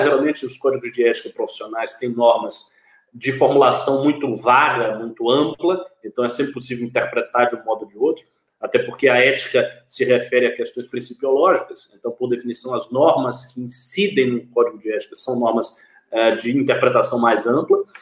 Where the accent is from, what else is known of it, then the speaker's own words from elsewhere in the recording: Bahia, Brazil; moved away; Lá no meu estado original, na Bahia